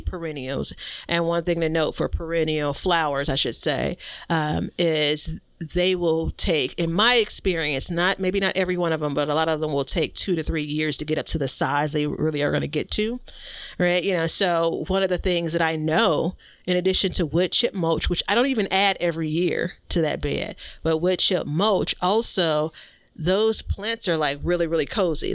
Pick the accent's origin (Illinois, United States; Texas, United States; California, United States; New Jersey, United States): Illinois, United States; Chicago; I'm from Chicago. I live in Chicago and I'm on the southeast side